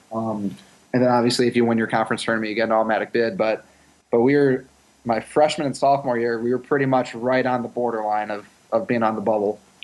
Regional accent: Chicago, Illinois, United States; I'm from Chicago

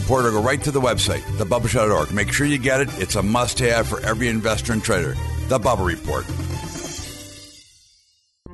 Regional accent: United States

